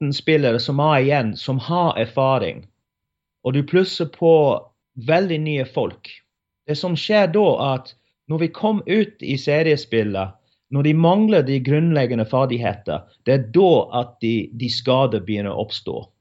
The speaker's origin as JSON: {"language": "Norwegian", "region": "England", "country": "United Kingdom", "moved": "yes", "lives_now": "Norway", "said": "hjemme i England"}